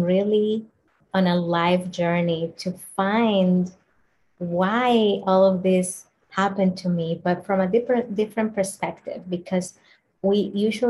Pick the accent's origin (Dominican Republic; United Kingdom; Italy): Dominican Republic; I grew up in the Dominican Republic in a slum, in extreme poverty